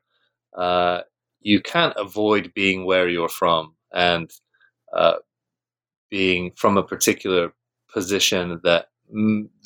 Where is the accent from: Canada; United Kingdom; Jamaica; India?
United Kingdom; I grew up in Britain, so I'm British.